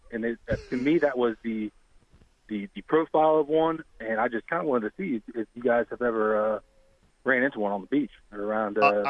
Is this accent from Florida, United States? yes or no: yes; Boca Grande, Florida, United States; I grew up in Boca Grande. Used to the hammerheads.